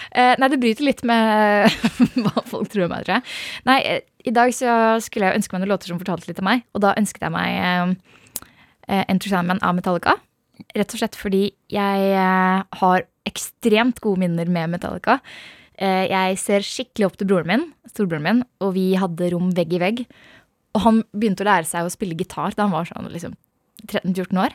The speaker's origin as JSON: {"language": "Norwegian", "town": "Hønefoss", "region": "Buskerud", "country": "Norway", "tie": "born or raised there", "said": "Jeg vokste opp i Hønefoss"}